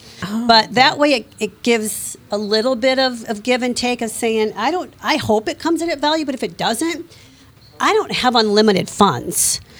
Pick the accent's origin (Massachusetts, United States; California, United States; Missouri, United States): Missouri, United States; Ferguson; I grew up in Ferguson.